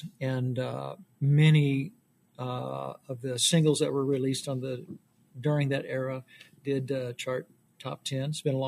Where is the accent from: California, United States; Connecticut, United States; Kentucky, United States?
Kentucky, United States; Louisville; originally from Louisville, Kentucky. Came to know Christ at 21 years old